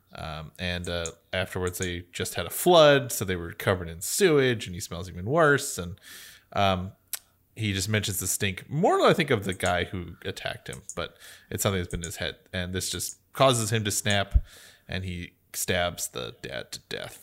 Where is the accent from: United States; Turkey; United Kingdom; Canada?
United States